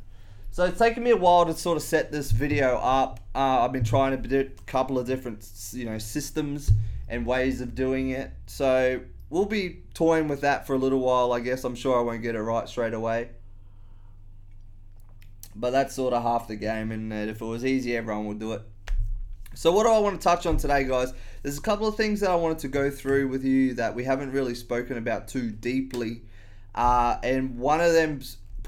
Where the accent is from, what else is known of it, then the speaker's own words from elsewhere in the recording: Australia; I've always been around alcohol as an Australian